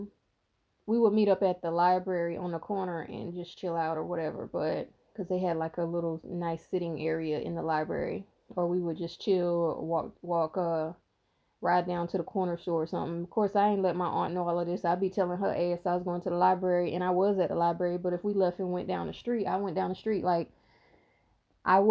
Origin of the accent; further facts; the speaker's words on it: the South, United States; I'm not from here. I'm from the South.